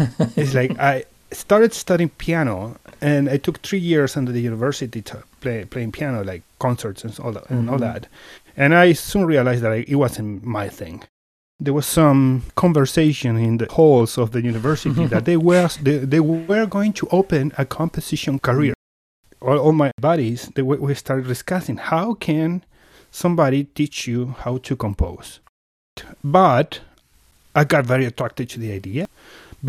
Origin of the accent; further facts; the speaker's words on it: Mendoza, Argentina; moved away as an adult; now in Edmonton, Canada; I'm originally from Argentina. I'm born and raised in Mendoza, which is the wine region of Argentina